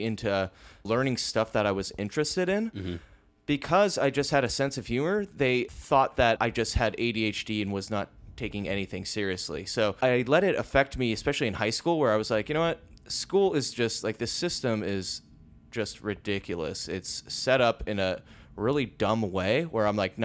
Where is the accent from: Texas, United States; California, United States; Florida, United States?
California, United States; Lake Forest; moved away as an adult; also born or lived in Mission Viejo; So I am from Orange County, California, originally from Lake Forest and Mission Viejo area. And I lived in Orange County my entire life up until I was 28 years old.